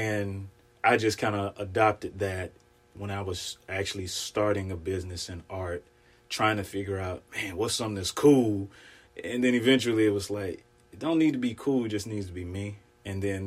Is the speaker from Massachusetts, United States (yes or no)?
no; Mississippi, United States; moved away as an adult; now in Pacific Northwest, United States; I am from Mississippi originally. I've been in the Pacific Northwest for about 13 years now